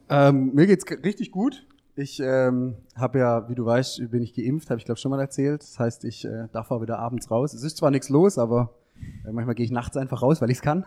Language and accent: German; Heilbronn, Baden-Württemberg, Germany; moved away as an adult; now in Ludwigsburg, Germany; ich komme eher aus der Ecke Heilbronn